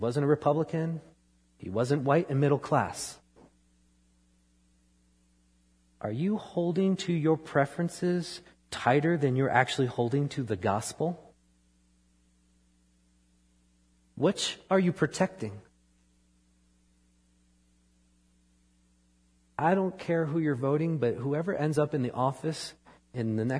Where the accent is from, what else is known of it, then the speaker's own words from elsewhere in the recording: New York, United States; moved away; I grew up in New York